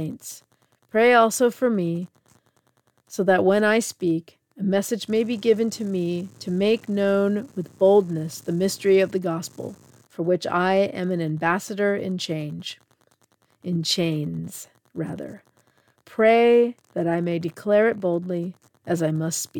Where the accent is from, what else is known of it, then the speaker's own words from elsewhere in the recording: United States; as an American